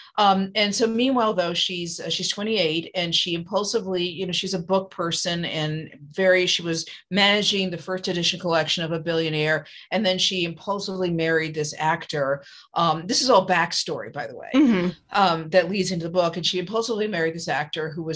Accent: New York, United States; moved away as an adult; now in California, United States; I'm originally from New York. So I'm totally guilty of being, disdainful of Californians. And now I've been out here since 1990.

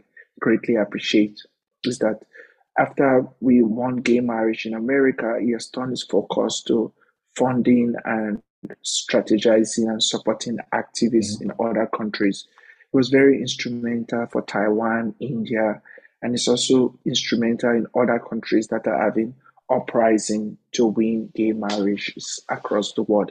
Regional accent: Warri, Delta, Nigeria; moved away as an adult; now in United States; I'm the first openly gay man from Nigeria

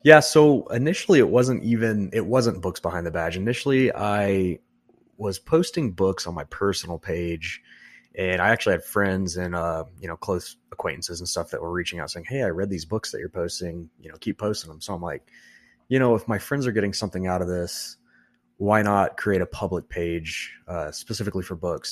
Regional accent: Texas, United States; moved away as an adult; now in Nebraska, United States; I'm not actually from Nebraska, I'm from Texas.

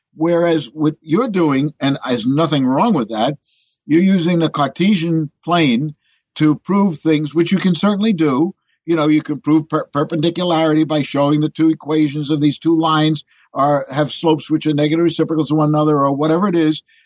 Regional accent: New York City, New York, United States; I'm a born New Yorker. As a matter of fact, born in Manhattan

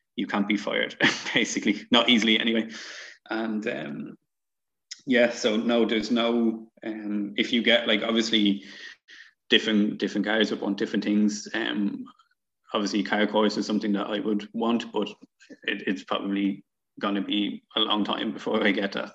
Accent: Dublin, Leinster, Ireland; I'm obviously from Dublin.

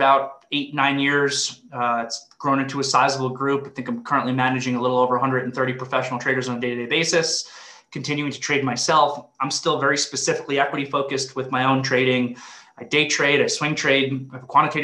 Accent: Long Island, New York, United States; grew up in Long Island, New York

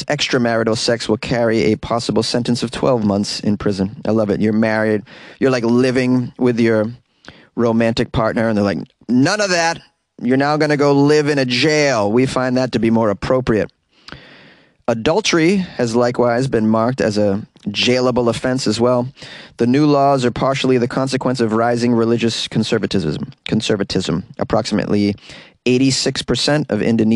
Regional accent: Boston, Massachusetts, United States; accent: Boston; my Boston accent slipped out

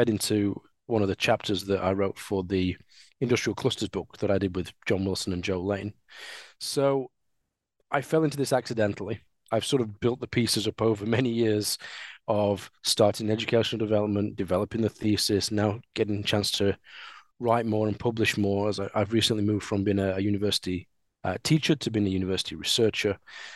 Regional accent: Sheffield, Yorkshire and the Humber, United Kingdom; I am a Sheffielder. I was born in Sheffield. I've always lived in Sheffield. And I grew up at a time where steelworks were being demolished

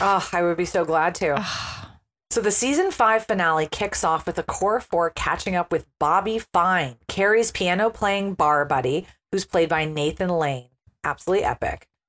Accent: United States; as an American

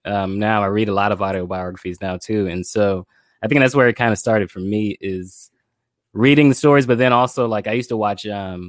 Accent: Pompano Beach, Florida, United States; Born and raised in Pompano Beach, Florida. I still live in Pompano Beach, Florida. I come from Haitian immigrant parents. So both of my parents are born in Haiti and came to the U.S. And I am the last of 10 children.

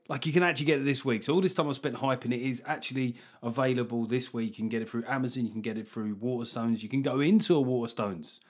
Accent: London, United Kingdom; I come from, uh, you know, South London

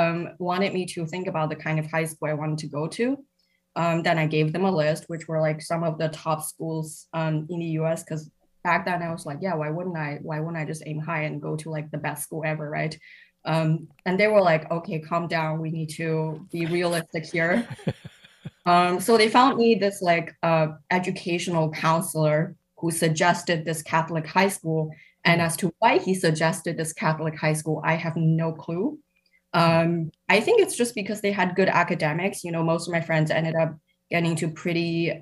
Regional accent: Shanghai, China; now in Cambridge, United Kingdom; I grew up in Shanghai

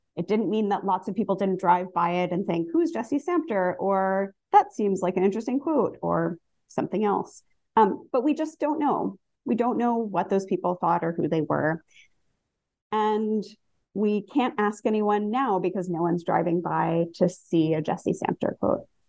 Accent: New Jersey, United States; I grew up in New Jersey

